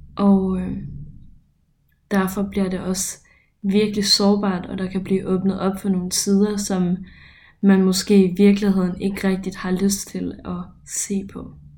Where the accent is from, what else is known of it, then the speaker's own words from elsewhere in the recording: Ørum, Denmark; moved away as an adult; now in Copenhagen, Denmark; lille mig fra Ørum.